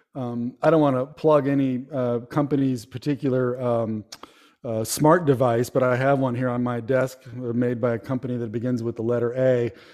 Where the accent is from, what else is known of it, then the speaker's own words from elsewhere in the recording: Palo Alto, California, United States; moved away as an adult; also born or lived in El Paso, Texas; now in Kentucky, United States; I'm from the Bay Area, San Francisco Bay Area, and uh, I grew up. I was born in Palo Alto and grew up in that area